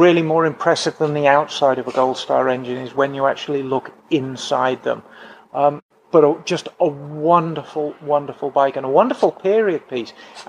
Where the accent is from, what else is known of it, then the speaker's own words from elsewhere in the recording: Birmingham, West Midlands, United Kingdom; I am from Birmingham. I'm a true Brummie.